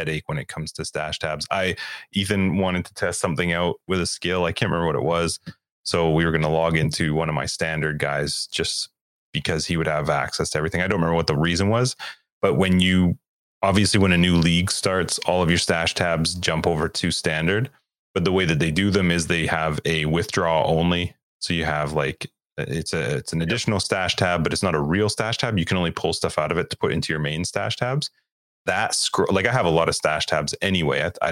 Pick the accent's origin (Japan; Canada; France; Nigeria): Canada; being a Canadian